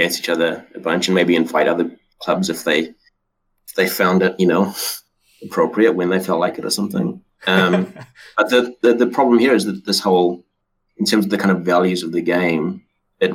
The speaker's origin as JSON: {"language": "English", "country": "South Africa", "tie": "born or raised there", "moved": "yes", "lives_now": "New Zealand", "said": "I grew up in South Africa, so I grew up watching Super Rugby games"}